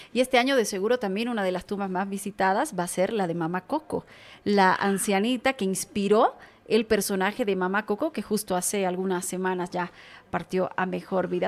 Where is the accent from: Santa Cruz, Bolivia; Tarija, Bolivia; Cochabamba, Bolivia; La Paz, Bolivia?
Tarija, Bolivia; Yo que vengo de Tarija